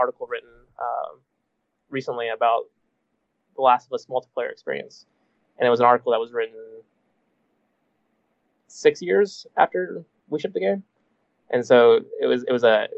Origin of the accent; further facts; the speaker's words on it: Texas, United States; moved away; my family's in Texas and I'm from Texas